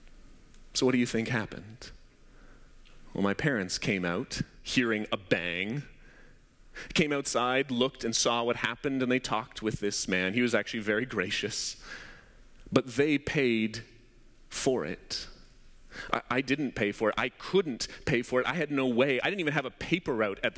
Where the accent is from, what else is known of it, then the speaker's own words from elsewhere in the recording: Abbotsford, British Columbia, Canada; also born or lived in Surrey, British Columbia; When I was around 10 years old, my parents had just moved to Surrey. We moved from Abbotsford to Surrey